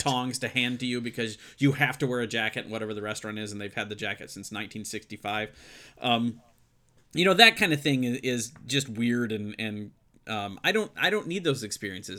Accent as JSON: {"language": "English", "region": "Midwest", "country": "United States", "tie": "born or raised there", "said": "I grew up in the Midwest"}